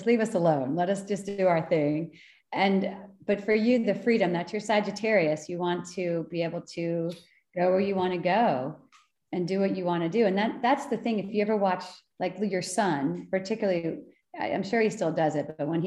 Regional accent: Bucks County, Pennsylvania, United States; I grew up in Bucks County

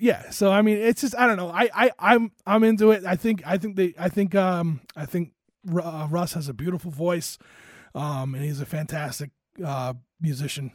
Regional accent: Rhode Island, United States; moved away; Rhode Island in the hometown that I'm from

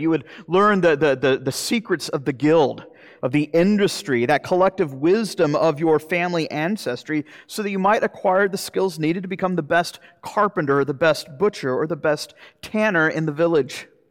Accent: Jacksonville, Florida, United States; moved away; I'm from Jacksonville, Florida

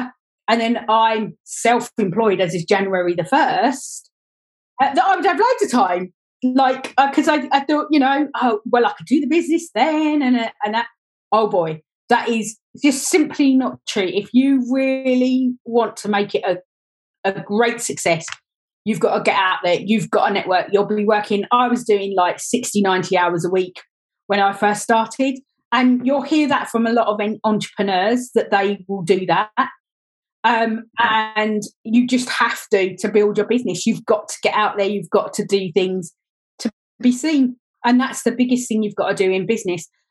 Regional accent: Gillingham, South East England, United Kingdom; also born or lived in Dartford / Welling; I was born down in Gillingham, down in Kent. And for my first 25 years, I was very much based around Gillingham area, Dartford area, Welling area

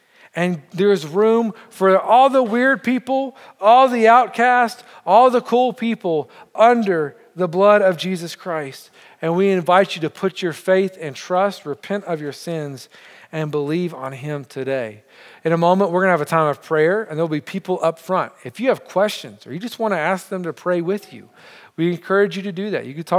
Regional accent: Montreal, Quebec, Canada; I say we because I know I'm from Montreal, but I feel like I'm part of your church.

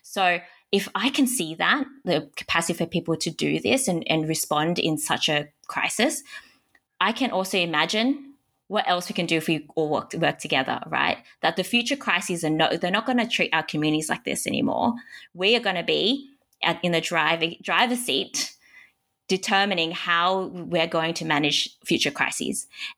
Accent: Hong Kong; born there; moved away; And I was born in Hong Kong in a refugee camp, and I found my way here.

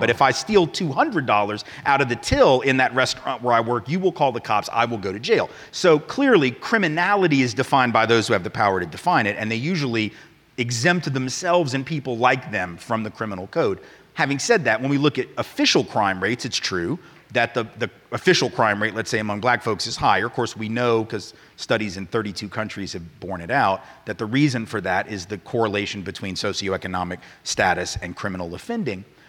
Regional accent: the American South, United States; as a Southerner, you know, I, I, who, whose family did include both those who owned slaves and those who were abolitionists.

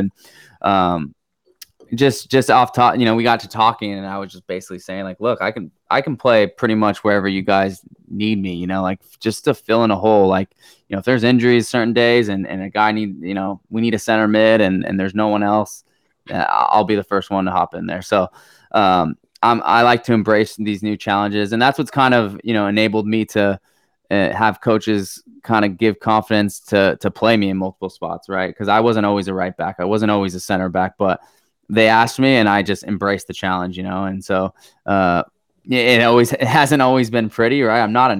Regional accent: San Diego, California, United States; Patrick Henry, San Diego, that community is where I am.

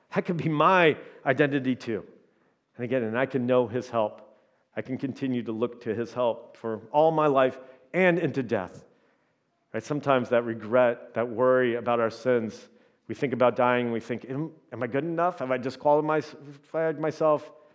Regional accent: Indiana, United States; now in Minnesota, United States; I'm from Indiana

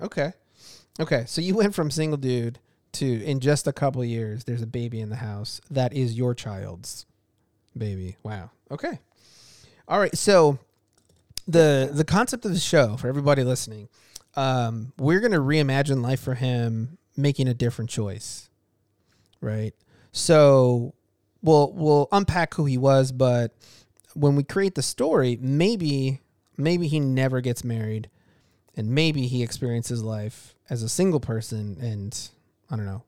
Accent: Chicago, Illinois, United States; I, I grew up in Chicago

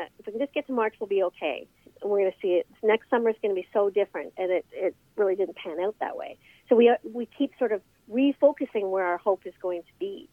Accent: Cobourg, Ontario, Canada; moved away as an adult; also born or lived in Toronto; now in Cobourg, Canada; I'm from Coburg because we went to the same high school and knew each other in high school

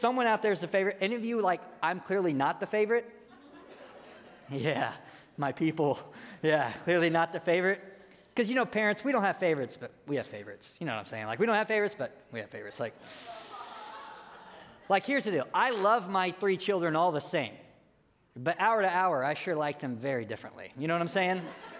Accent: United States; we love to do this thing as American Christians

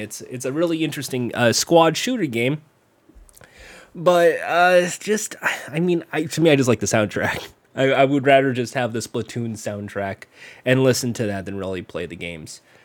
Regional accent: United States; I'm American

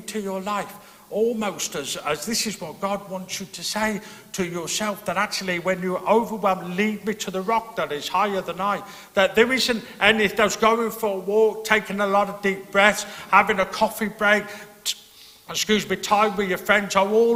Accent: England, United Kingdom; now in Northern Ireland, United Kingdom; being an Englishman

